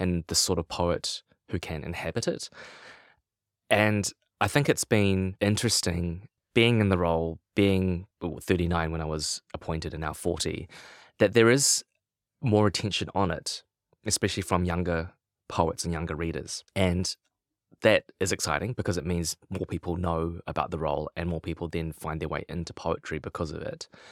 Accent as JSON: {"language": "English", "town": "Lower Hutt", "region": "Wellington", "country": "New Zealand", "tie": "born or raised there", "said": "I grew up in Lower Hutt, uh, just outside of Wellington"}